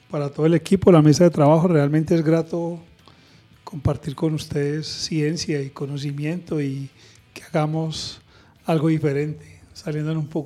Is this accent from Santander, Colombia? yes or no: yes; Santander, Colombia; 400 y llegas a mi tierra. Entonces, eso es lo rico de, mi experiencia, es que me he formado en otras culturas me he formado en otras culturas y termina uno permeándolas de todas. Por eso el acento parece todo menos de Santander